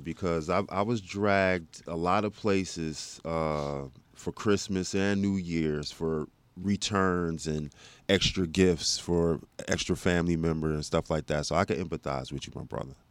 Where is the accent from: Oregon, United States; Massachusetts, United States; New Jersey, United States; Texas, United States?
Texas, United States; Plano; also born or lived in South Bend, Indiana; I grew up and came out of Plano.